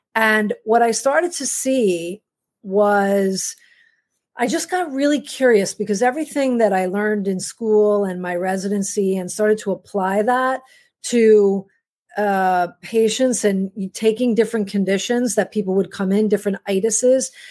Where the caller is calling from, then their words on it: New York City, New York, United States; I'm calling from Manhattan, from New York City.